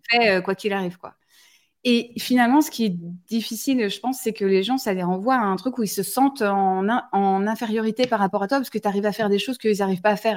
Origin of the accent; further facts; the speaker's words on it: Toulouse, Occitania, France; now in northern France; Je suis toulousaine